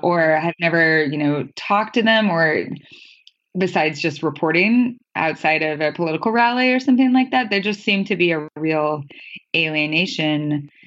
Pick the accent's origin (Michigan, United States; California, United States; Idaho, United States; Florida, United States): Idaho, United States; northern; my hometown in northern Idaho